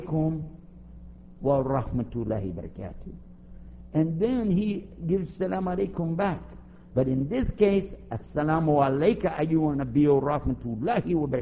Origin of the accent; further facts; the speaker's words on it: Texas, United States; Now I'm from Texas, so I understand saying you all. We say you all to everybody